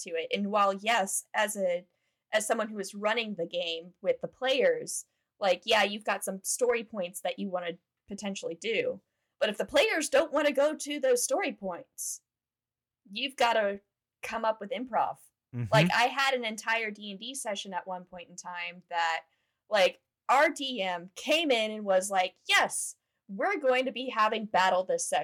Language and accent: English; Fayetteville, Georgia, United States; my hometown is Fayette County, and so Fayetteville